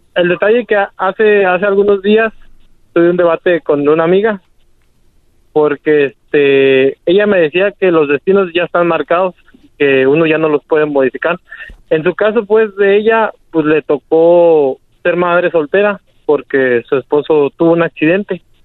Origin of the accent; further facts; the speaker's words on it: Uruapan, Michoacán, Mexico; now in Argyle, United States; Estamos aquí en Argile, Texas. Somos de Uruapan